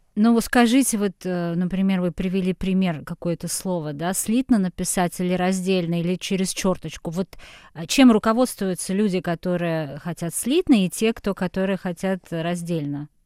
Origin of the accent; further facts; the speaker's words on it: Kazan, Tatarstan, Russia; also born or lived in Petropavl, Kazakhstan; Я родилась а, в Казахстане, до шести лет мы там жили. Это был город э, Петропавловск, там очень много татар. Я жила абсолютно в татарском окружении, выросла. Там был татарский театр. Э, русского языка я, наверное, слышала очень мало. Потом мы переехали в Казань